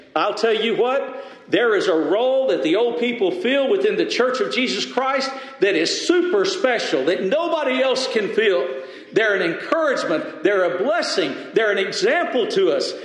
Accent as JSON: {"language": "English", "region": "West Texas", "country": "United States", "said": "I'm from West Texas"}